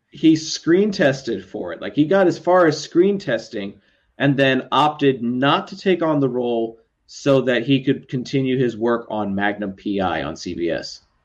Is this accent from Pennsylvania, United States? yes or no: no; Texas, United States; I'm from Texas